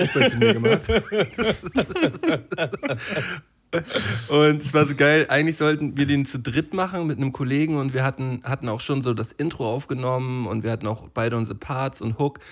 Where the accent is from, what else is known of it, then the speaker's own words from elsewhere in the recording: Flensburg, Schleswig-Holstein, Germany; von so einer dänischen Schule bei uns in Flensburg